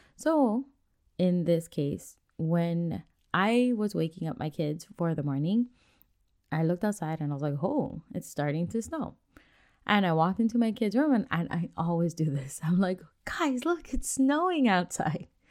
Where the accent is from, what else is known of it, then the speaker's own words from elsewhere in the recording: Hawaii, United States; moved away as an adult; now in Washington, United States; since we are from Hawaii and we don't get snow that much, even though we've been on the mainland up here in Washington for a few years now